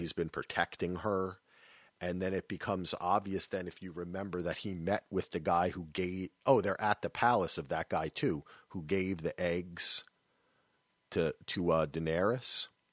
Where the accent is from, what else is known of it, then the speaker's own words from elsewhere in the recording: New Jersey, United States; I'm from New Jersey